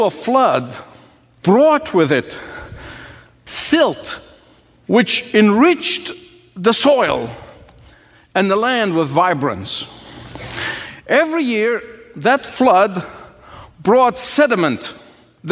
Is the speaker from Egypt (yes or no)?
yes; Egypt; moved away as an adult; The first 19 years of my life was spent growing up in Egypt